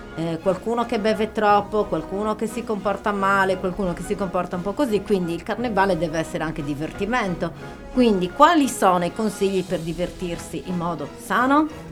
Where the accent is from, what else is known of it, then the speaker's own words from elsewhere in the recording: Arbus, Sardinia, Italy; io sono molto affezionata al mio paese